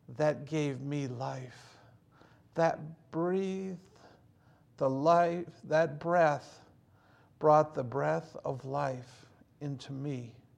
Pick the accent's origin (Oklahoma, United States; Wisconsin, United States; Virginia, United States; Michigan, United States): Michigan, United States; Hazel Park; also born or lived in Pontiac, Michigan; growing up in Hazel Park, Michigan